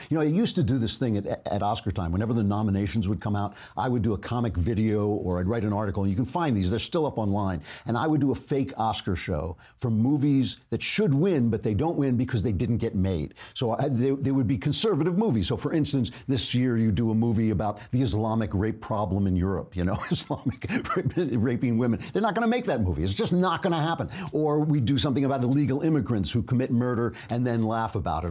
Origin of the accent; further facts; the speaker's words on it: New York, United States; as a New Yorker